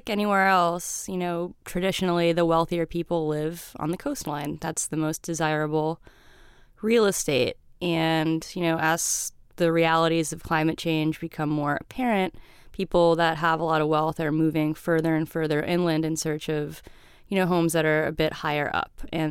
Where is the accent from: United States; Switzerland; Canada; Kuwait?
United States; Central Florida; also born or lived in Miami, Florida; I'm from the middle part, just the Disney outskirts.